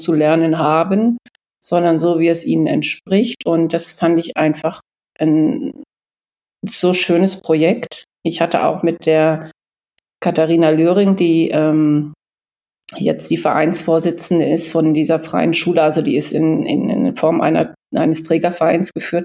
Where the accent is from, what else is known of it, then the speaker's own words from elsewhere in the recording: Canhusen, Lower Saxony, Germany; moved away as an adult; also born or lived in Giessen; now in East Frisia, Germany; in meinem Heimatort, das spielt in Kannhusen, wo ich aufgewachsen bin